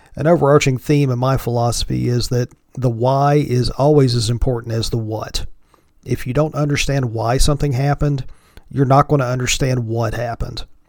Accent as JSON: {"language": "English", "region": "the mountains of Virginia", "country": "United States", "tie": "born or raised there", "accent": "thick Appalachian", "moved": "as an adult", "lives_now": "Northeast Pennsylvania, United States", "said": "I'm sure you can tell from my thick Appalachian accent that I am from the South. I was born and grew up in the mountains of Virginia"}